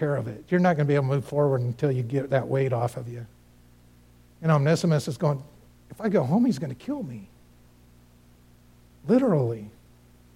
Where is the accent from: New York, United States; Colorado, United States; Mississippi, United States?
Colorado, United States; Cañon City; moved away; that's my hometown. That's where I grew up